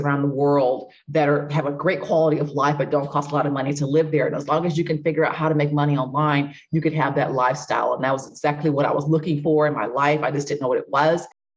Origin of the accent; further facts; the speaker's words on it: Midwest, United States; moved away as an adult; also born or lived in Los Angeles; I grew up in the Midwest.